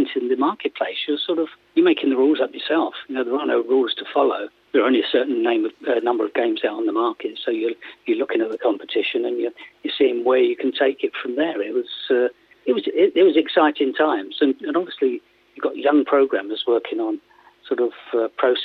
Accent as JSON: {"language": "English", "area": "Surrey", "region": "South East England", "country": "United Kingdom", "also_born_or_lived": "Northampton / Sheffield", "moved": "as an adult", "said": "I'm from Surrey"}